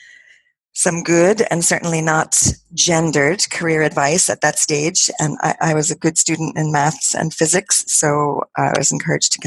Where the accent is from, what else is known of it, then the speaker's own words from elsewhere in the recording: New York City, New York, United States; accent: American; moved away as an adult; now in Galway, Ireland; I am originally from New York City, so I have made my home in Ireland. I've lived here for about half my life